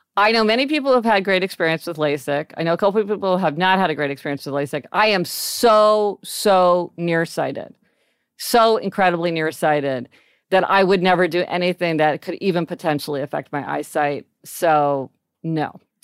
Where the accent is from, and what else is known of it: Kansas City, Missouri, United States